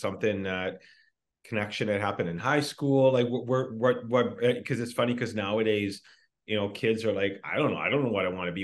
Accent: Kamloops, British Columbia, Canada; born or raised there

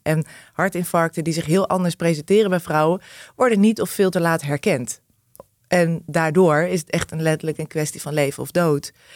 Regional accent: Arnhem, Gelderland, Netherlands; die verschillende wijken in Arnhem, waar ik opgegroeid ben gegroeid

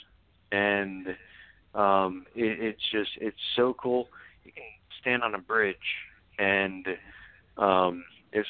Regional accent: Middlesex County, New Jersey, United States; moved away; I grew up in Middlesex County

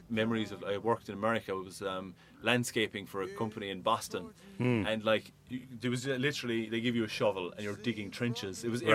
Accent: Ireland; now in Gwangju, South Korea; I'm heading back to Ireland

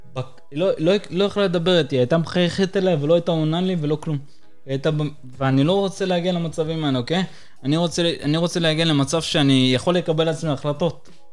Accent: Acre, Northern District, Israel; also born or lived in Caucasus, Russia; אני ואמא שלי עלינו מקווקז, ואני עליתי ב-2001 איתה

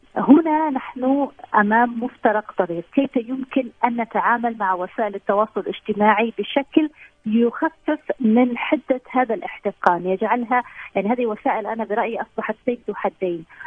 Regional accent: Saudi Arabia; عندنا في السعوديه

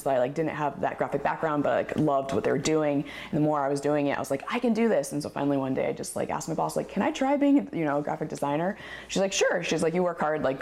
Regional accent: Colorado, United States; moved away as an adult; also born or lived in Massachusetts; now in Oregon, United States; I basically call myself a Colorado native because I lived there my whole entire life

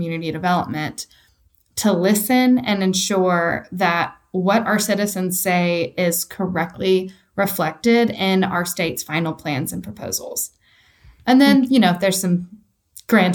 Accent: East Tennessee, United States; I am a true Tennessean. I was born and raised in East Tennessee.

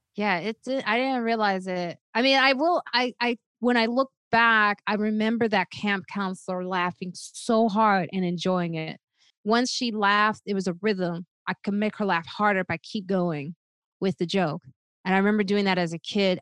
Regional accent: Chicago, Illinois, United States; also born or lived in Highland Park, Illinois / Park Forest, Illinois; I grew up in Highland Park, Illinois, till I was about eight years old

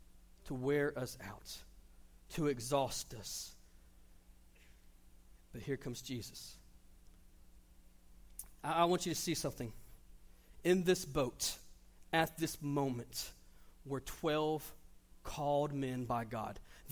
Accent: Panama City, Florida, United States; I came from Panama City, Florida. Fishing's a little different there than it is here.

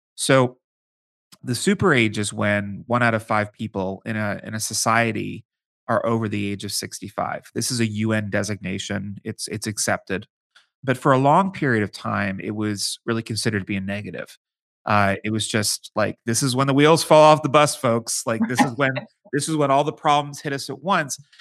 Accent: Pittsburgh, Pennsylvania, United States; moved away as an adult; now in Washington, D.C., United States; I'm from Pittsburgh, Pennsylvania.

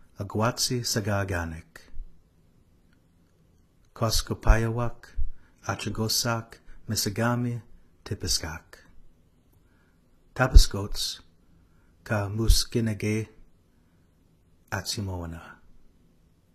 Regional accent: Regina, Saskatchewan, Canada; I'm originally from Regina

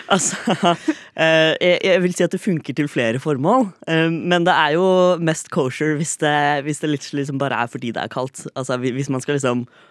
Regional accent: Fredrikstad, Østfold, Norway; now in Oslo, Norway; Jeg er fremdeles fra Fredrikstad

